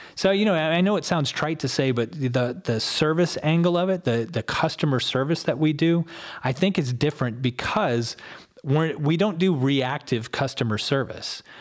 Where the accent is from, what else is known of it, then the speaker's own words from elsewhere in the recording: Ann Arbor, Michigan, United States; moved away as an adult; also born or lived in Chelsea, Michigan / Oklahoma; now in Columbus, United States; I lived in and around Ann Arbor all the way through high school